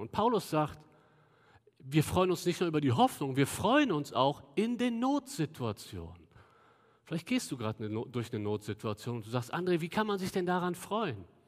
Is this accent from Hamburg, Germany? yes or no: no; Cologne, North Rhine-Westphalia, Germany; wir als Kölner